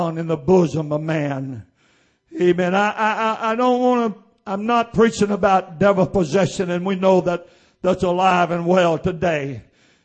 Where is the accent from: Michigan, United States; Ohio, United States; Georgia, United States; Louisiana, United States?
Louisiana, United States; Oakdale; also born or lived in Sugartown; I was raised around Oakdale, born at Sugartown, raised around Oakdale